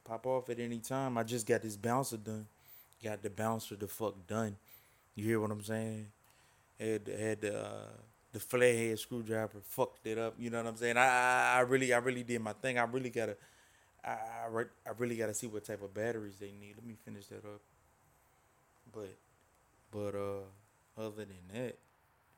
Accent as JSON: {"language": "English", "region": "the South", "country": "United States", "said": "I'm from the South."}